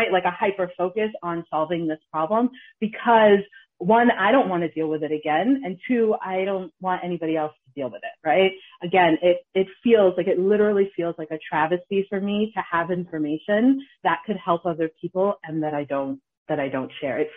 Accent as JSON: {"language": "English", "country": "Ghana", "said": "We're we're Ghanaian, we're we're from Kings"}